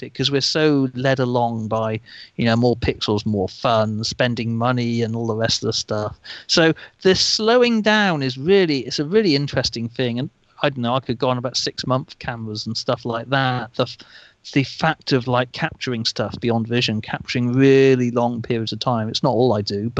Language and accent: English; England, United Kingdom; being English